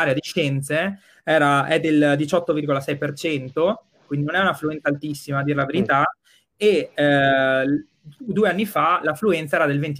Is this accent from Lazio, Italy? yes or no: no; Verona, Veneto, Italy; io sono di Borgo Roma, nato, cresciuto e studiato in Borgo Roma, quindi insomma, io eh, rimango qua